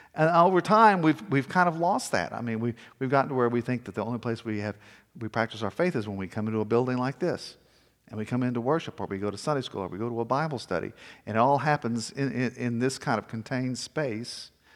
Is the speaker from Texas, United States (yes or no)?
yes; Corpus Christi, Texas, United States; also born or lived in Victoria, Texas / Georgetown, Texas / Denver; now in Austin, United States; I was born in Victoria, Texas, and then we moved to Corpus Christi